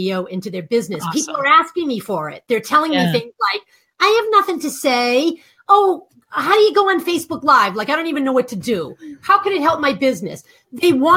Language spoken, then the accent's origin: English; Boston, Massachusetts, United States; accent: Boston; I'm from Boston